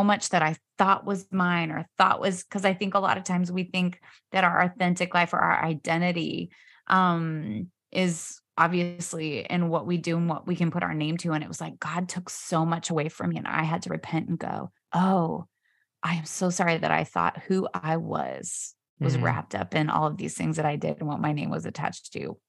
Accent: Pacific Northwest, United States; born there; also born or lived in Australia / New York City; I was born in the Pacific Northwest and then lived in Australia, lived in New York City, and now down here.

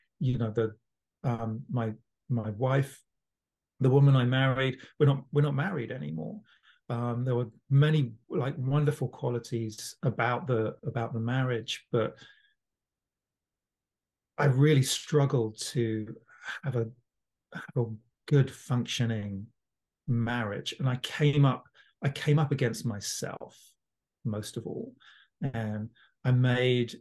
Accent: London, United Kingdom; born or raised there; now in Toronto, Canada

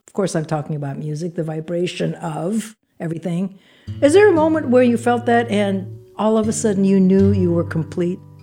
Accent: Philippines; I'm from the Philippines

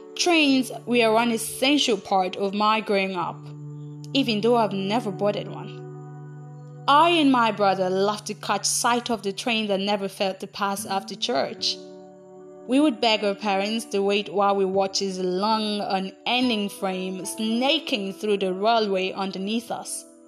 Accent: Aba, Abia, Nigeria; I grew up in Aba, a city in the eastern part of Nigeria

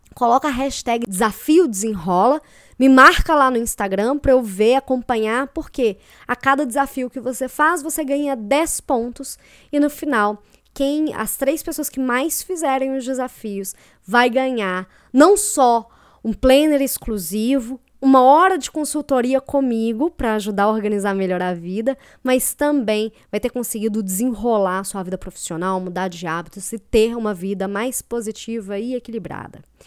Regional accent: Belo Horizonte, Minas Gerais, Brazil; moved away as an adult; now in Curitiba, Brazil; eu sou de Belo Horizonte, mas eu moro em Curitiba tem dois anos, mais ou menos.

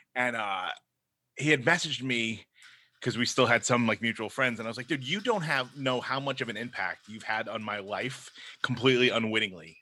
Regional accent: New York City, New York, United States; accent: Brooklyn; my Brooklyn accent

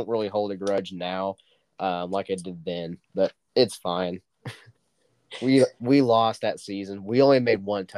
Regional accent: Dewey, United States; I don't think Dewey, my hometown, is not going to get there anytime soon.

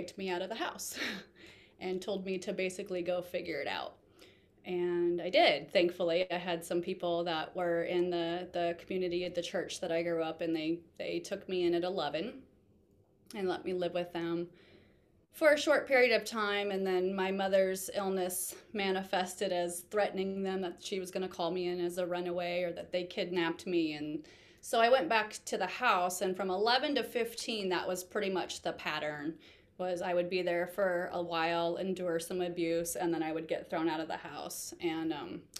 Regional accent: Omaha, Nebraska, United States; I was born and raised in Omaha, Nebraska

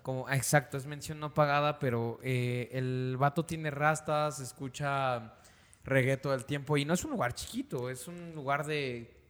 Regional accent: Mexico City, Mexico; nosotros somos de la Ciudad de México, es el centro de la República Mexicana

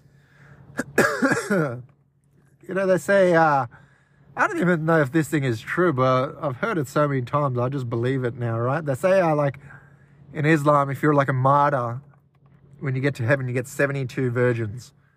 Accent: Australia; I'm from mainland Australia, technically

